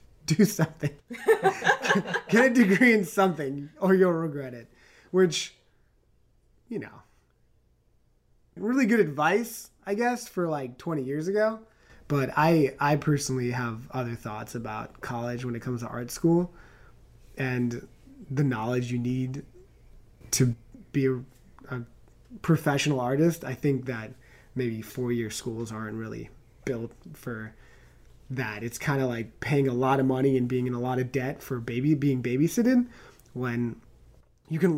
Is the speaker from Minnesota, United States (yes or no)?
no; New York City, New York, United States; moved away as an adult; also born or lived in Long Island / Chicago; now in California, United States; I'm from New York. I was born in the city and I lived out on the island